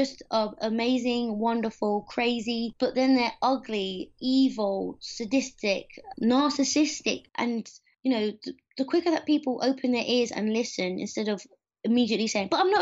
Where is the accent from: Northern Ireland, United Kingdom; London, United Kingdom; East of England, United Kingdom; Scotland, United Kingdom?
London, United Kingdom; moved away; also born or lived in Richmond / British Columbia; I grew up in Streatham, which is southwest London